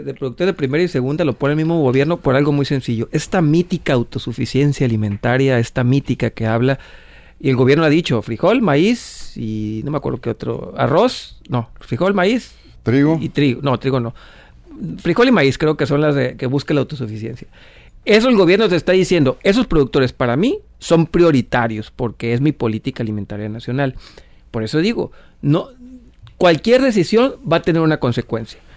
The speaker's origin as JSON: {"language": "Spanish", "country": "Mexico", "said": "como mexicanos"}